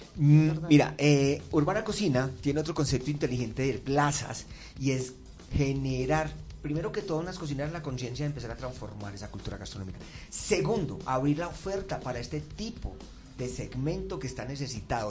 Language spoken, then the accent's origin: Spanish; Medellín, Antioquia, Colombia; moved away; mi ciudad natal, que es Medellín